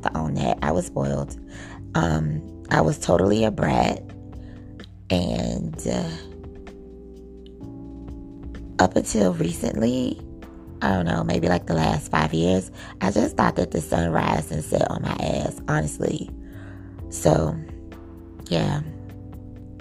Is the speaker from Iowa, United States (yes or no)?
no; Miami, Florida, United States; accent: Southern; also born or lived in New York; Growing up in Miami, Florida, my mom lived with her grandmother